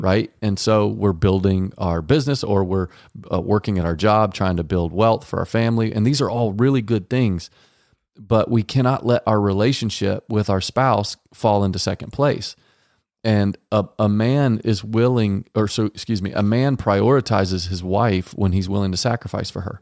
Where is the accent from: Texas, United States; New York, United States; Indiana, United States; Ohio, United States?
Texas, United States; Dallas; I was raised in Texas, Dallas, Texas